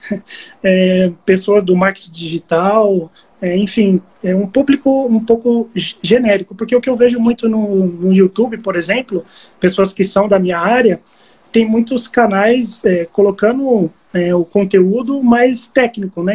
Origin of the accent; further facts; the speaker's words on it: Barueri, São Paulo, Brazil; Eu sou de Barueri. Eu moro aqui perto, perto da região de Alphaville.